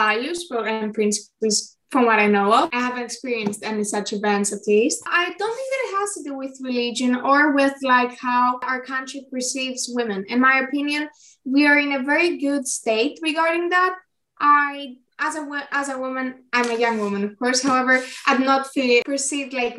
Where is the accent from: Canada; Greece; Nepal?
Greece; Athens, Attica; I am 16 years old and I am from Athens, Greece.